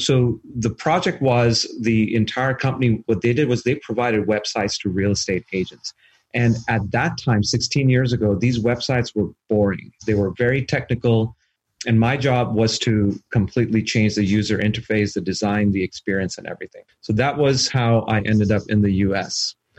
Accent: Canada; now in United States; I am Canadian. I have a green card here in the U.S. So I'm a permanent resident.

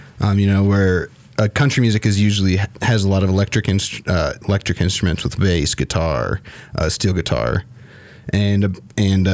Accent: Fort Collins, Colorado, United States; I grew up in Fort Collins, and I've been here my whole life.

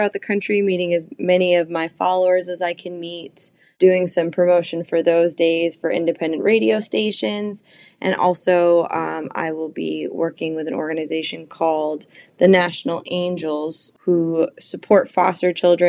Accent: Lakeville, Massachusetts, United States; moved away as an adult; now in Nashville, United States; I'm originally from Lakeville, Massachusetts. I've been in Nashville since 2015 releasing music

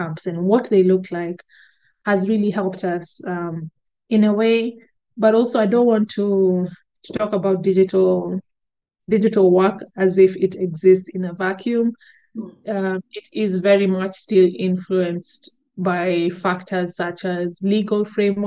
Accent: Kenya; as a Kenyan

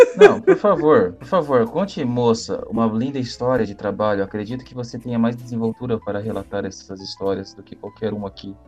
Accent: Maringá, Paraná, Brazil; Eu cresci, nasci em Maringá

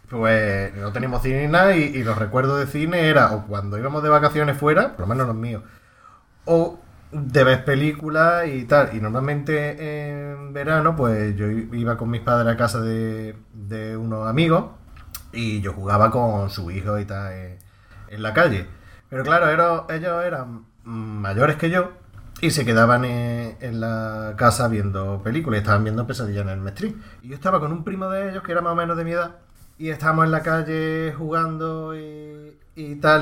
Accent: Andalusia, Spain; como muchos andaluces que tenemos familia en, Cataluña

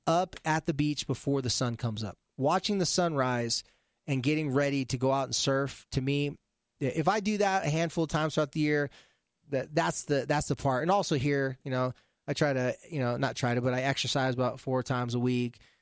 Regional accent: California, United States; moved away; I'm a surfer from the beach in California

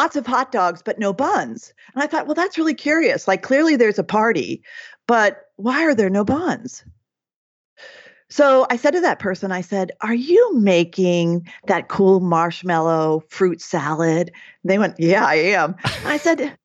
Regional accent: Oregon, United States; I'm from Oregon

